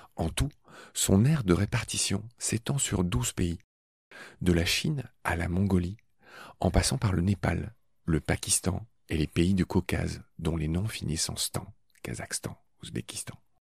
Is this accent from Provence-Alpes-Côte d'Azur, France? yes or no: no; Dieulouard, Grand Est, France; le petit village où j'ai grandi, près de Nancy, dans ma Lorraine natale